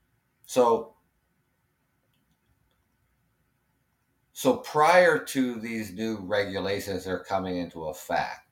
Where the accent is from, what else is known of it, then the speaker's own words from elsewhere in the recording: Canada; I'm Canadian